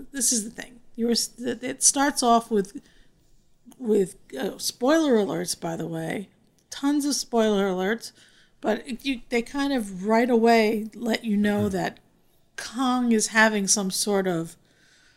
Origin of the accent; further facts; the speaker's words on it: East Coast, New Jersey, United States; As a kid growing up in the East Coast in the New Jersey area